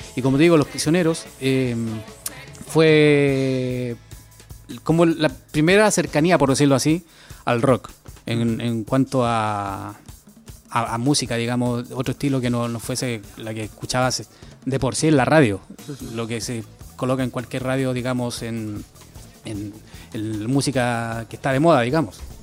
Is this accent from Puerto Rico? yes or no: no; Teno, Maule, Chile; moved away as an adult; now in Basque Country, Spain; mi pueblo, Teno